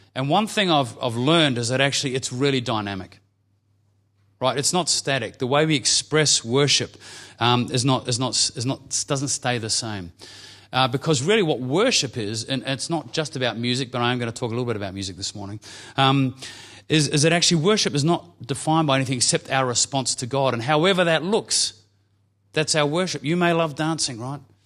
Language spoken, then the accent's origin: English; New Zealand; now in Victoria, Australia; I'm a Kiwi